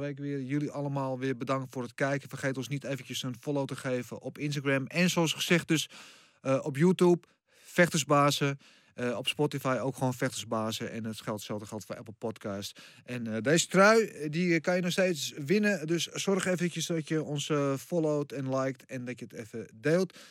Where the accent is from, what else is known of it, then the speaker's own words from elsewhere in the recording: Netherlands; als Nederlanders zijnde